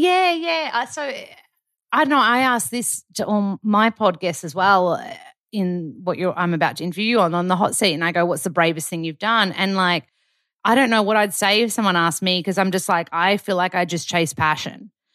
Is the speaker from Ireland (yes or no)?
no; Australia; moved away as an adult; now in United States; being an Australian